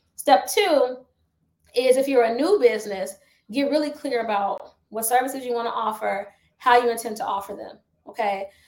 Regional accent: Chicago, Illinois, United States; I'm from the south side of Chicago

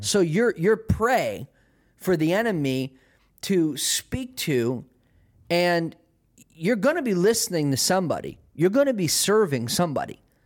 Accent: United States; I am American

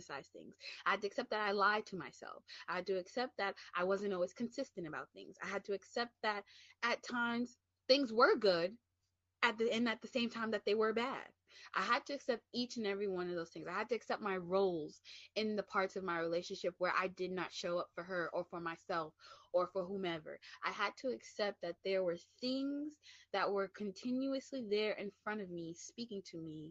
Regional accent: New York City, New York, United States; I'm from the Bronx, get back into my high, get back into my Bronx, New York mentality

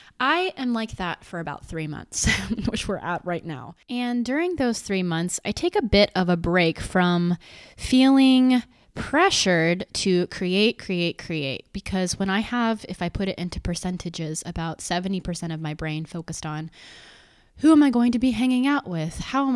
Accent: Boulder, Colorado, United States; Well, basically, I mean, I'm from Boulder, but very close

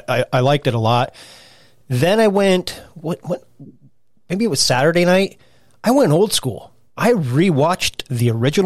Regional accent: South Africa; I'm South African.

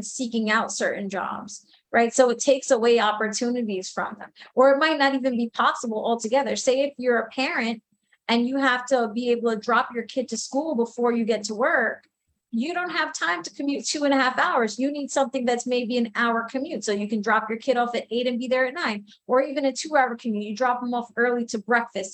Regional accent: New York City, New York, United States; also born or lived in Woodhaven, Queens; I grew up most of my life in Lindenwood

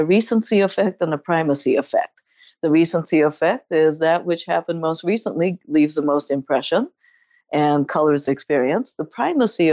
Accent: San Francisco, California, United States; I'm from San Francisco and we're known for our bread.

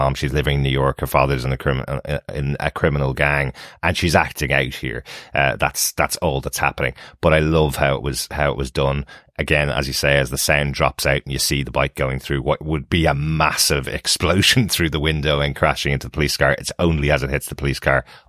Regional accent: Ireland; Since we're Irish

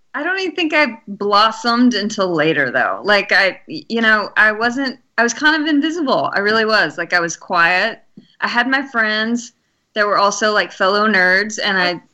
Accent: Alabama, United States; I'm from Alabama

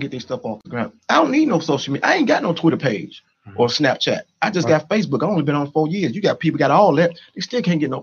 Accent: Chicago, Illinois, United States; I grew up in Stateway Gardens

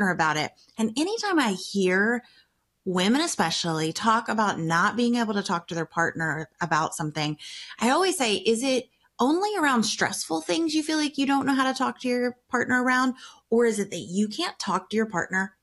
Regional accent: the South, United States; I grew up in the South where you get married really young

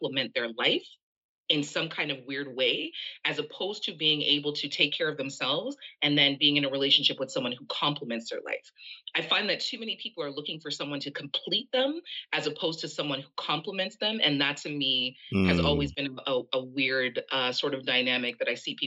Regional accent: Jamaica; now in Canada; I am originally from Jamaica. I live in Canada.

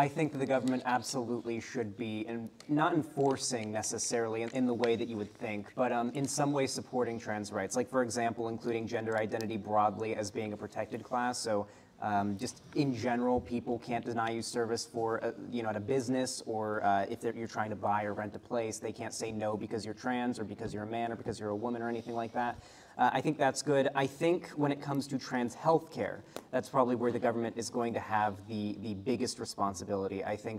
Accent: Florida, United States

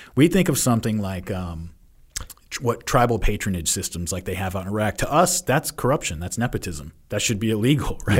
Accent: United States; as an American

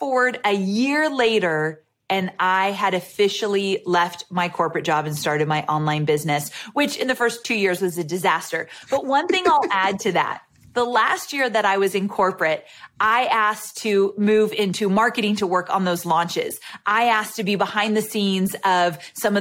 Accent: California, United States; moved away as an adult; also born or lived in Santa Barbara; now in Nashville, United States; And I live in Nashville, Tennessee, but I just moved from California where I was born and raised.

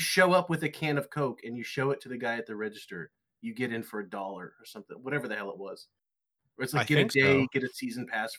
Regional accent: Santa Clarita, California, United States; born or raised there

